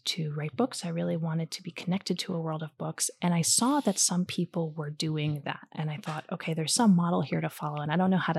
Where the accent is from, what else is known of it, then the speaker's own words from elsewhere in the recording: New Jersey, United States; moved away; also born or lived in New York; I'm from Jersey originally.